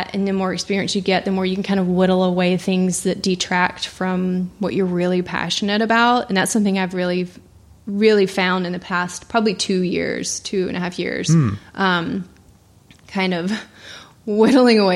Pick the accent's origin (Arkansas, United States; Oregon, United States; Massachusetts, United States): Arkansas, United States; Little Rock; moved away as an adult; I born and raised in Little Rock, Arkansas